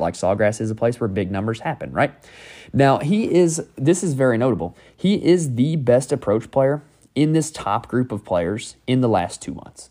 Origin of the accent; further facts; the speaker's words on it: North Carolina, United States; I'm from North Carolina